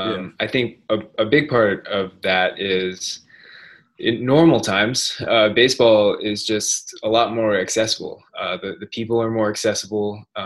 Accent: Sacramento, California, United States; I grew up in Sacramento.

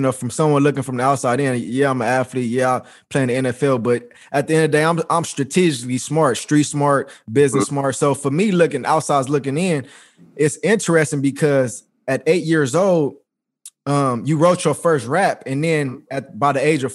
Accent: Los Angeles, California, United States; I'm from South Central California

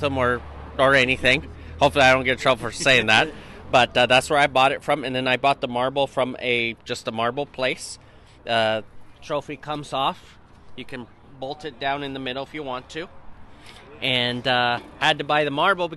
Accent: Lake Forest, California, United States; I'm from Lake Forest, California

